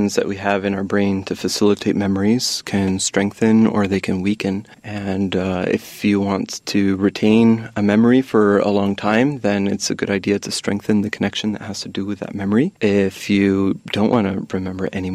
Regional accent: United States; I was born and raised in the U.S.

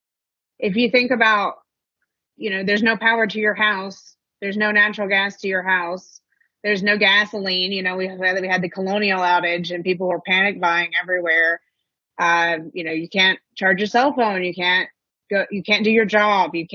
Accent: Western Kentucky, United States; moved away; I'm from Western Kentucky. My entire family is there

